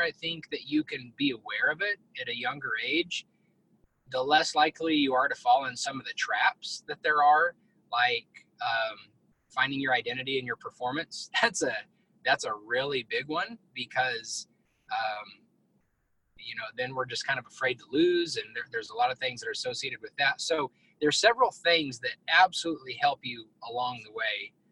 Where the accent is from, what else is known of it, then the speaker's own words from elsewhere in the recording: Colorado, United States; I grew up in Northeast Colorado, came to Texas, um, went to school down here